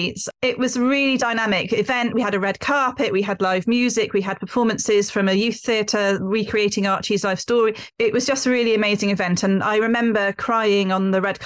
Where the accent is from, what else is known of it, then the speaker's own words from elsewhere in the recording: Bristol, South West England, United Kingdom; moved away as an adult; I am from Bristol, but I didn't really know anything about Cary Grant when I was growing up in Bristol, and I moved away and I moved back in 1999